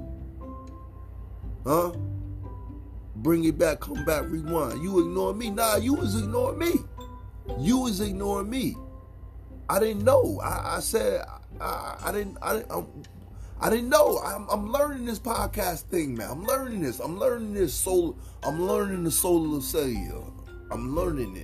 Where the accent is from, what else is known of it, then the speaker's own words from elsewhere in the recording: Connecticut, United States; Connecticut is my hometown